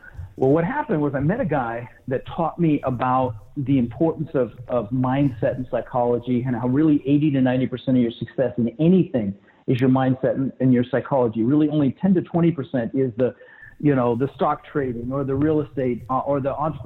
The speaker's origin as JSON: {"language": "English", "town": "Denver", "region": "Colorado", "country": "United States", "tie": "born or raised there", "also_born_or_lived": "Netherlands", "said": "I was born in Holland, and we immigrated from the Netherlands and ended up in Denver, Colorado, where I lived for 30 years"}